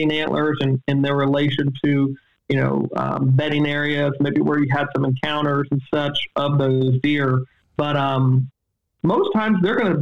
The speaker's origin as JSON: {"language": "English", "region": "East Coast", "country": "United States", "tie": "born or raised there", "said": "I grew up on the East Coast"}